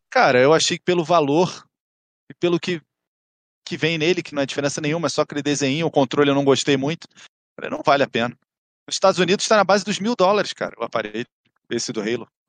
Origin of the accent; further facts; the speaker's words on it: Rio de Janeiro, Brazil; Sou, sou do Rio, capital